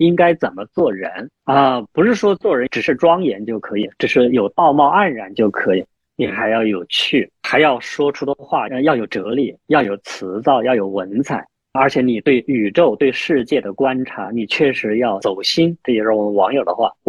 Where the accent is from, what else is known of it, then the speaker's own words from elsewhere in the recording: China; 这是我们中国人的特长。